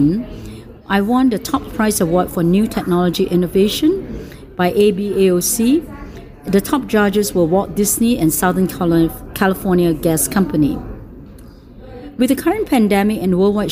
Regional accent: Singapore; moved away; I came from Singapore. I graduated with the University of Singapore

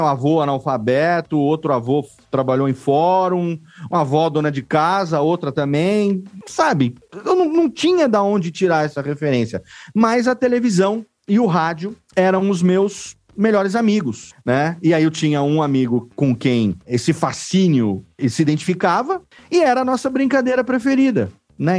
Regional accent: interior of São Paulo, Brazil; eu sou do interior aqui de São Paulo

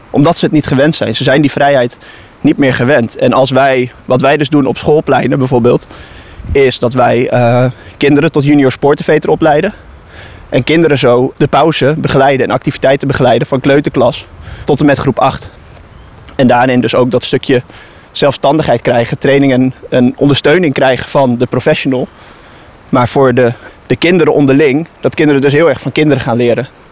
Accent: Netherlands

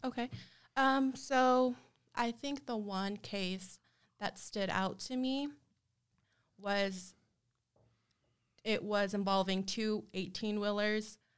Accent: El Paso, Texas, United States; moved away as an adult; also born or lived in Austell, Georgia; now in San Antonio, United States; And I was raised in El Paso, Texas.

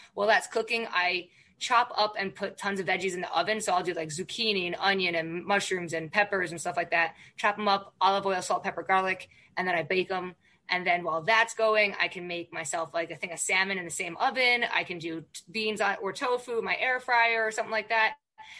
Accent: Ireland; I can never be vegan because I'm Irish and I like meat and potatoes

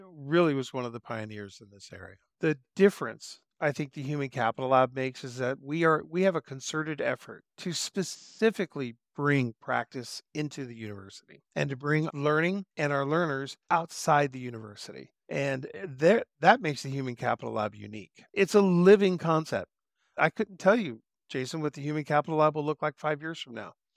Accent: Southern California, United States; moved away as an adult; I grew up in Southern California and I jumped into the Air Force when I was 18

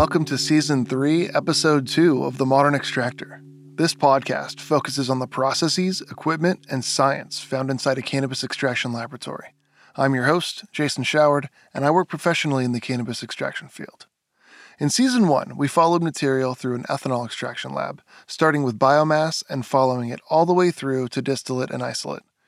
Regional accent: Monterey area, California, United States; I was born in the Monterey area

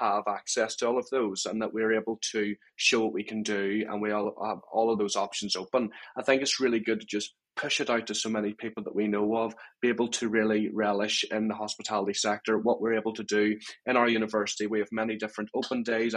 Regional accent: Belfast, Northern Ireland, United Kingdom; now in Swansea, United Kingdom; I came over from Belfast.

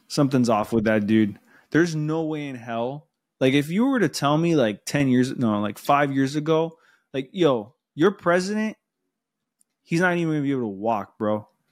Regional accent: Miami, Florida, United States; accent: Spanish

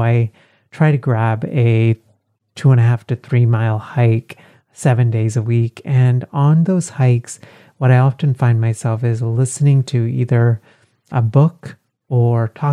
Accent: Texas, United States; Growing up in Texas

